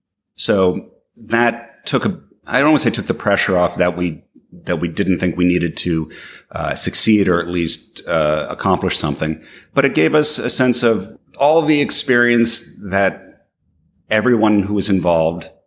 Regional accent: New York, United States; I'm from New York

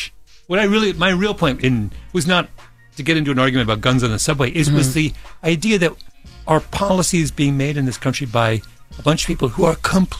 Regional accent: Canada; now in United States; I grew up in Canada and where there's no guns. I didn't see a gun.

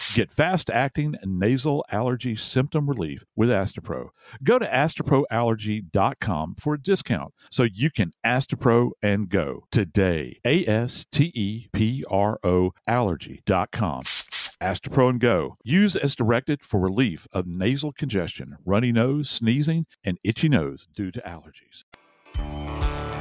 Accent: New Orleans, Louisiana, United States; I'm from New Orleans

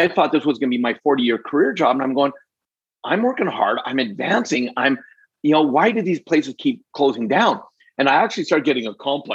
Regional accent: Alberta, Canada; also born or lived in British Columbia; Born and raised in Canada, born in BC, but raised mostly in Alberta. And that's where I live today.

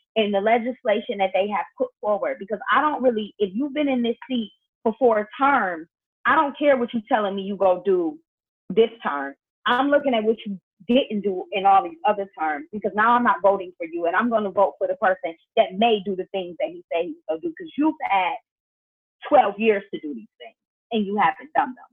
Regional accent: Buffalo, New York, United States; moved away as an adult; now in New York City, United States; I'm from Buffalo

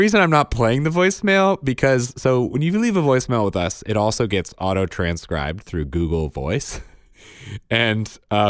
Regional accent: Pennsylvania, United States; I'm from Southeast Pennsylvania, sort of in between Reading and Philly

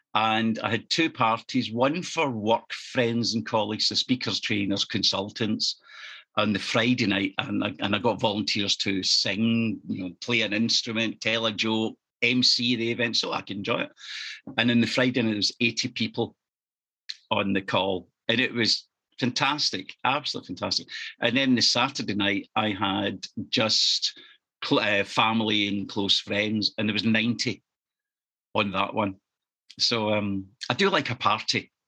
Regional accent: East Kilbride, Scotland, United Kingdom; also born or lived in Norwich / London / Leamington Spa / Farnborough; my hometown of East Kilbride, which is just 10 miles south of Glasgow

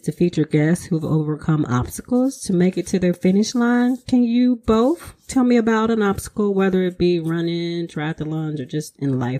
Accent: Mississippi, United States; moved away; I'm from Mississippi.

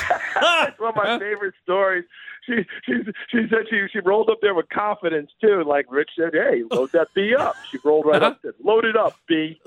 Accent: New York, United States; I'm from the Empire State

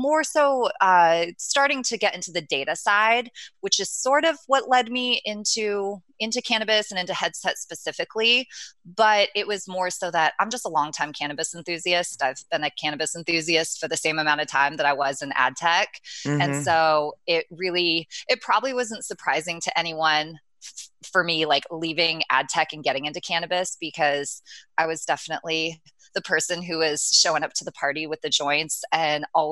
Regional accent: Orange County, California, United States; moved away as an adult; now in San Francisco, United States; I'm a SoCal girl. I was born and raised in Orange County

